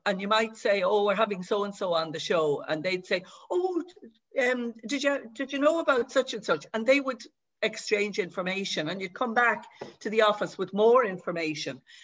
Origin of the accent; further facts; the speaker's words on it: Dublin, Leinster, Ireland; I was brought up in Dublin, but my mother is from Gorey